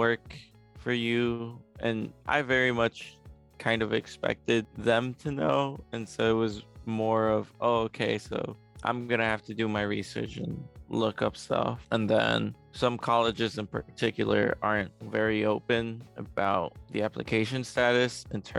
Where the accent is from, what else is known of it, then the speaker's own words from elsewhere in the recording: Chicago, Illinois, United States; also born or lived in Mexico City, Mexico; I have lived in Chicago for most of my life